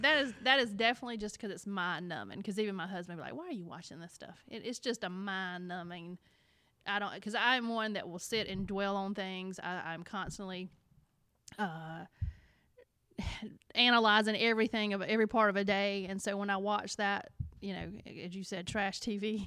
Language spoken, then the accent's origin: English; the South, United States; accent: Alabama; now in South Carolina, United States; I know I'm from the South